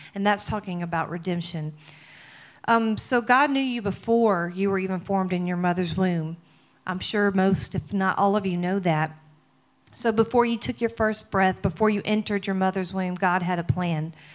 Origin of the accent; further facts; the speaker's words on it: Mississippi, United States; I'm from Mississippi